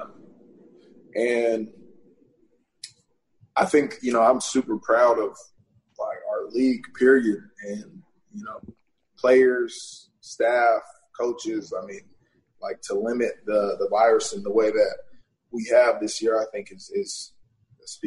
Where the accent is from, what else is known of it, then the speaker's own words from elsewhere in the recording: Portland, Oregon, United States; went back to Portland